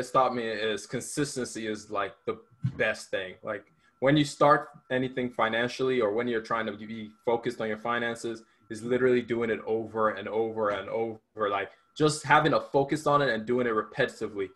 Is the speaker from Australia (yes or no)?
no; Sagamu, Ogun State, Nigeria; now in Georgia, United States; I was born in Nigeria. I moved here in 2006